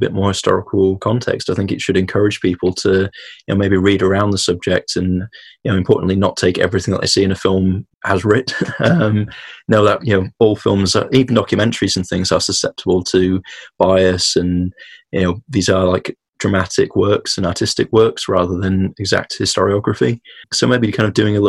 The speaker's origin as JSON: {"language": "English", "country": "United Kingdom", "said": "us as British people"}